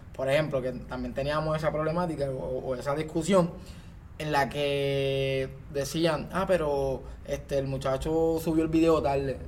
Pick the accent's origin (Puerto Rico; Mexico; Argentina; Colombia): Puerto Rico; nosotros como ciudadanos, como puertorriqueños, este que habitamos en sociedad